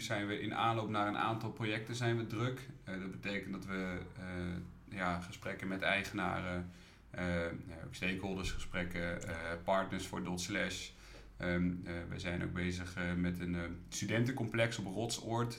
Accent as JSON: {"language": "Dutch", "town": "Ede", "region": "Gelderland", "country": "Netherlands", "tie": "born or raised there", "moved": "as an adult", "lives_now": "Utrecht, Netherlands", "said": "Ik kom oorspronkelijk uit Ede mensen kennen altijd nou, Ede van Ede Wageningen. Ja. Eh, daar ben ik geboren en getogen"}